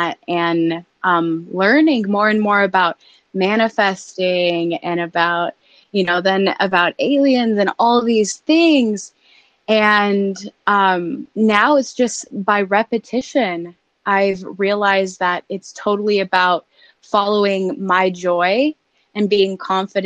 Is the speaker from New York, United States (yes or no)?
no; Denver, Colorado, United States; also born or lived in Nebraska; I am from Denver, Colorado, born and raised, and grew up pretty normal